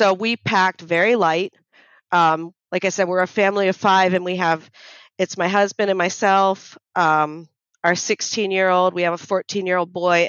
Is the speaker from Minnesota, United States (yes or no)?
no; Florida, United States; we're from Florida, the United States. We live on a barrier island just south of St. Augustine